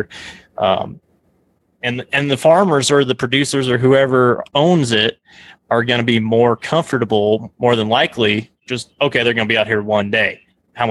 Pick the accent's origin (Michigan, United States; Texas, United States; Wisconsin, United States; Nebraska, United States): Nebraska, United States; growing up in Nebraska